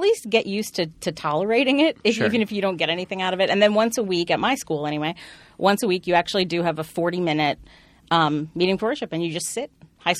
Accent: Wilmington, Delaware, United States; I was raised Quaker. I went to Quaker school when I was growing up. So I grew up in Wilmington, Delaware

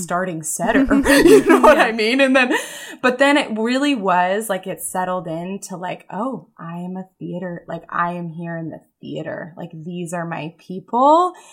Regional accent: Mountain View, California, United States; moved away as an adult; I grew up in the San Francisco Bay Area, Mountain View, and, like, walked to elementary school, rode my bike to middle

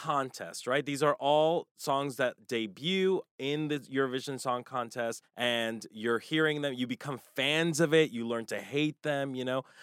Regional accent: United States; as American consumers

